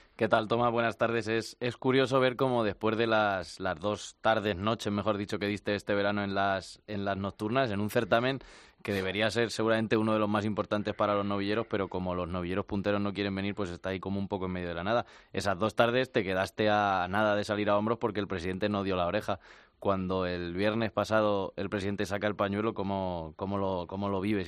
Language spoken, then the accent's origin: Spanish; Albacete, Castilla-La Mancha, Spain; yo que soy de Albacete